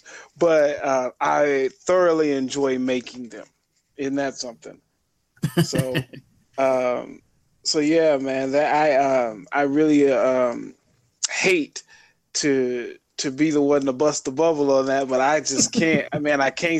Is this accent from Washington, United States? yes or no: no; Little Rock, Arkansas, United States; I grew up in Little Rock, Arkansas